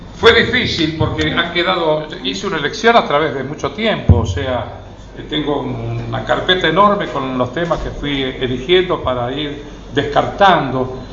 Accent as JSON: {"language": "Spanish", "town": "Rosario", "region": "Santa Fe", "country": "Argentina", "tie": "born or raised there", "said": "yo soy nacido en Rosario"}